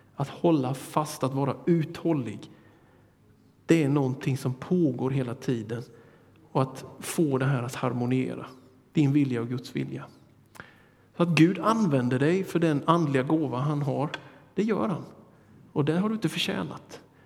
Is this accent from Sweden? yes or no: yes; Småland highlands, Sweden; från min hembygd